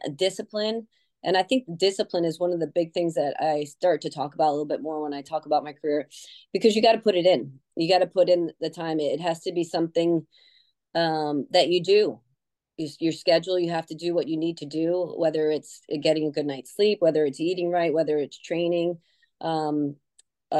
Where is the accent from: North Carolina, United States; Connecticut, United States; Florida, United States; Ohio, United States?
Connecticut, United States; moved away; I grew up in Connecticut